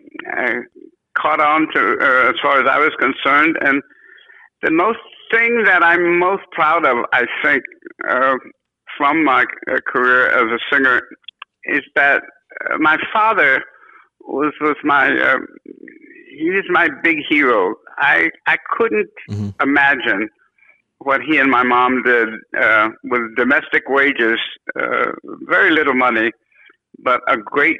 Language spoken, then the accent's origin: English; San Francisco, California, United States; moved away as an adult; also born or lived in New York; we're from San Francisco.